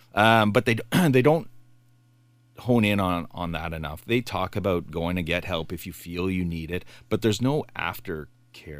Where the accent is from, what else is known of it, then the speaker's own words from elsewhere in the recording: Bay Shore, United States; I grew up in Bayshore